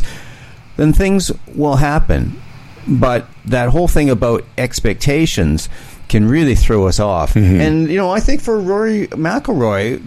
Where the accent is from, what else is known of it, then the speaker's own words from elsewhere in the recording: Canada; as a Canadian